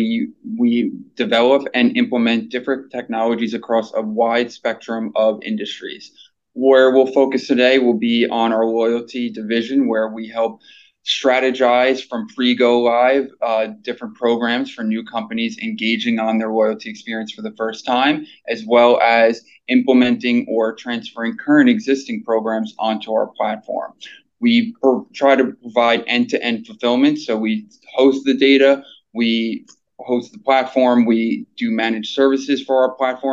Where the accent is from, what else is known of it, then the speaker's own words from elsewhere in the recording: New York City, New York, United States; I'm from New York City.